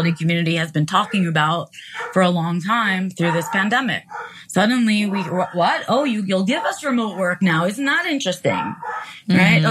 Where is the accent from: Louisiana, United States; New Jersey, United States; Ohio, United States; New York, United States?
New York, United States; New York City; I was raised in New York City